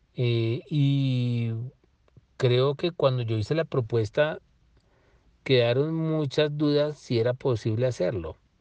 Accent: Colombia; somos colombianos todos

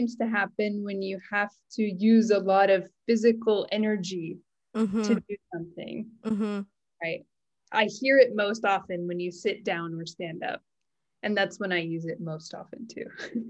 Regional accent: United States; first language English; now in Japan; I'm American and I'm living in Japan.

